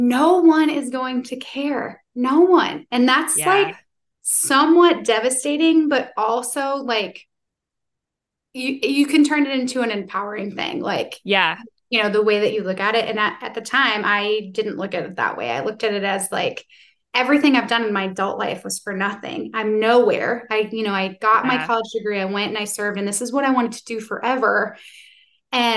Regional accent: New York, United States; moved away; also born or lived in Tennessee; I'm from New York originally

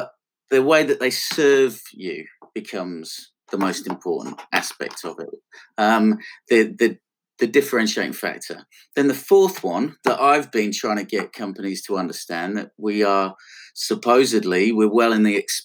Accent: Blackpool, North West England, United Kingdom; accent: Northwest; moved away; I'm from Blackpool

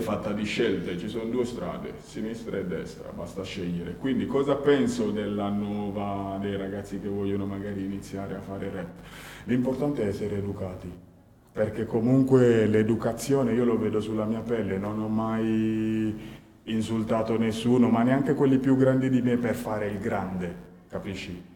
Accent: Guinea; now in Turin, Italy; io sono appunto nato in Guinea nell'89 e all'età di 8 anni ho perso prima mio padre e poi già ero trasferito qua a, Torino

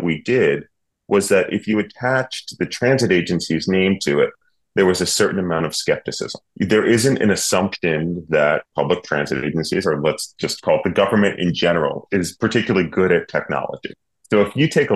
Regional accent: New York City, New York, United States; moved away as an adult; now in Cambridge, Massachusetts, United States; I was born and bred in New York City in Manhattan.

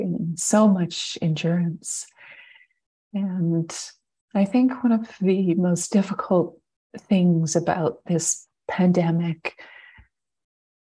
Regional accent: Montreal, Quebec, Canada; also born or lived in British Columbia; now in Ontario, Canada; I grew up in Montreal, so it's kind of like a big full circle move.

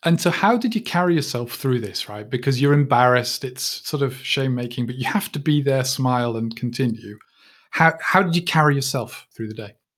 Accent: United Kingdom; I'm a Brit

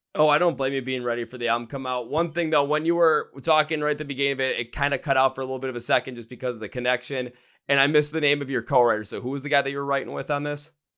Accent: Wisconsin, United States; I'm from Wisconsin myself

